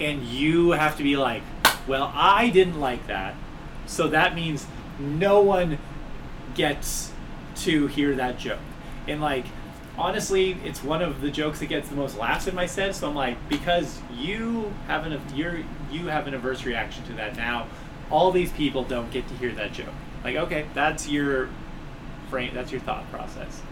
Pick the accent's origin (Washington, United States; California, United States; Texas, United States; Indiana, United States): California, United States; Los Angeles; also born or lived in Long Beach, California / Montana; now in Spokane, United States; I grew up in South Central LA during the '80s